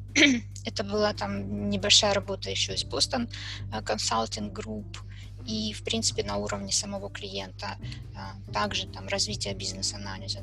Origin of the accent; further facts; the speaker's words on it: Kharkiv, Kharkiv Oblast, Ukraine; я из Харькова